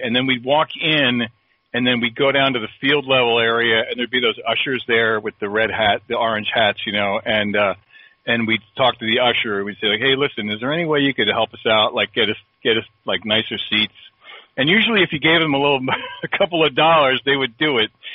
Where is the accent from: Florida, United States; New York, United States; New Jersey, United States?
New Jersey, United States; South Plainfield; I grew up in South Plainfield, New Jersey, which is in Middlesex County